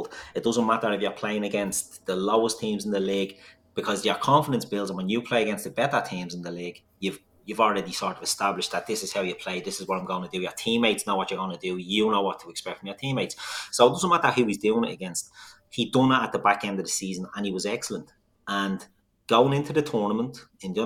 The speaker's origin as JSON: {"language": "English", "town": "Dublin", "region": "Leinster", "country": "Ireland", "said": "We're all from Dublin"}